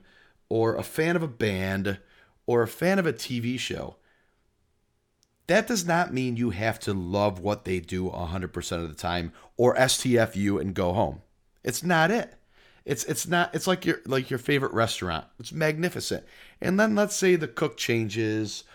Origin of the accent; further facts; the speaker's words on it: New York, United States; moved away; we got married in New York, in my hometown